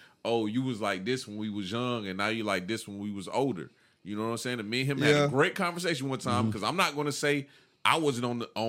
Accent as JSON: {"language": "English", "country": "United States", "said": "Because, you know, we come from Columbia County, right?"}